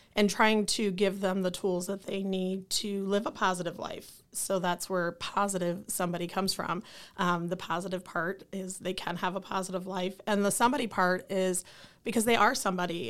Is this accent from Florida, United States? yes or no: no; Lansing, Michigan, United States; I am from Lansing. I, born and raised in Lansing, Michigan